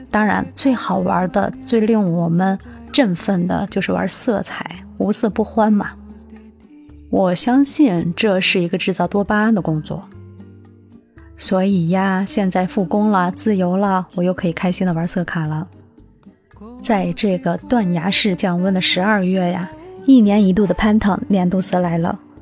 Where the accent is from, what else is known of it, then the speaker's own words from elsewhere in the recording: China; 对我们中国人来说，它一点也不陌生